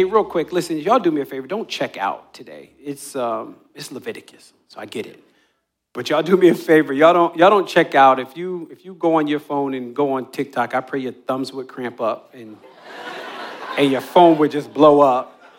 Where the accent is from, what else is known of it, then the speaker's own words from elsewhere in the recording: New Jersey, United States; When I was a kid, I grew up on the Jersey Shore, and my friends and I would race from the boardwalk all the way down to the water